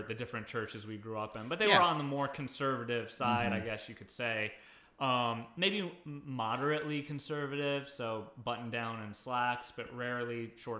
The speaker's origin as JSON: {"language": "English", "country": "Guam", "tie": "born or raised there", "moved": "yes"}